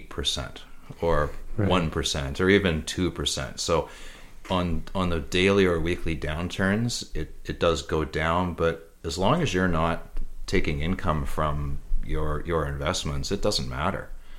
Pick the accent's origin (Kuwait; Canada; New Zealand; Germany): Canada; So, and as a Canadian investor, we're even more protected